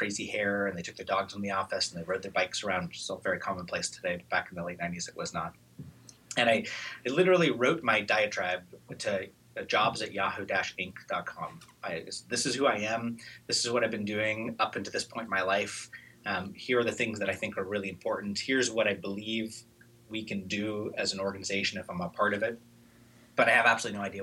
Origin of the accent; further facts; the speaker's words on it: Eugene, Oregon, United States; I grew up in Eugene, Oregon, kind of with hippie parents